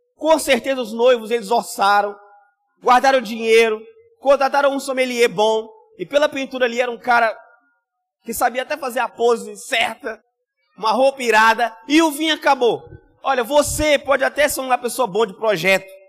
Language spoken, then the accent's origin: Portuguese; Rio de Janeiro, Brazil; eu só posso ser carioca